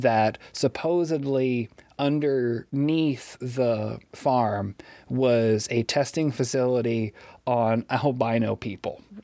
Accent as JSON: {"language": "English", "town": "Pierce City", "region": "Missouri", "country": "United States", "tie": "born or raised there", "also_born_or_lived": "Springfield, Missouri", "said": "I grew up in Pierce City."}